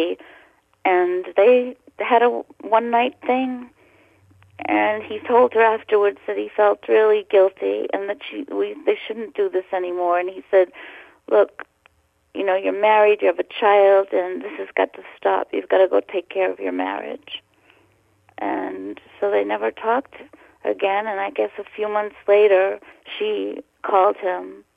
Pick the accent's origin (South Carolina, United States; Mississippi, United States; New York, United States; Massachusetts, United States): Massachusetts, United States; Boston; born or raised there